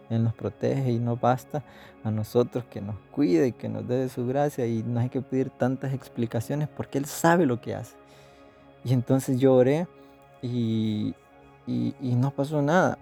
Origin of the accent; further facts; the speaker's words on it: El Salvador; nací aquí, crecí aquí, estoy sirviendo aquí